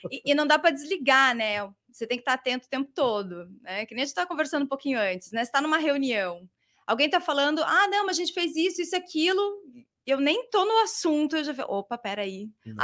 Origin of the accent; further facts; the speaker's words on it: Curitiba, Paraná, Brazil; eu sou de Curitiba, uma curitibana, mas não sou curitiboca